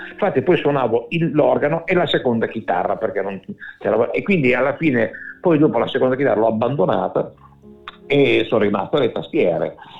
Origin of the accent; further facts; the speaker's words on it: Bologna, Emilia-Romagna, Italy; also born or lived in Milan; sono nato a Milano, poi dopo alla tenera età di quattro, cinque anni, mi ricordo, mio papà è venuto a lavorare a Bologna